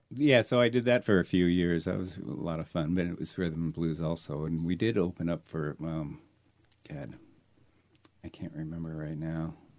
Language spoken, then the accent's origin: English; Seattle, Washington, United States; also born or lived in Glendale, California; I grew up in Seattle.